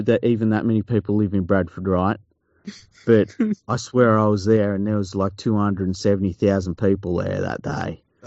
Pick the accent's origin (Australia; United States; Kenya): Australia; I love being Australian.